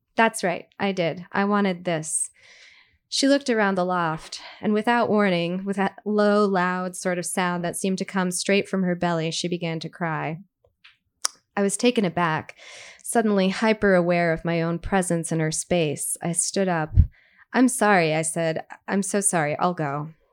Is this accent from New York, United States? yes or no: yes; Brooklyn, New York, United States; I grew up in Brooklyn